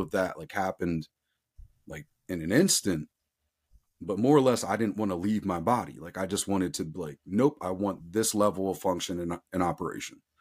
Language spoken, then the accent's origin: English; outside of Philadelphia, Pennsylvania, United States; I grew up outside of Philadelphia, Pennsylvania, I'm still in Southeastern P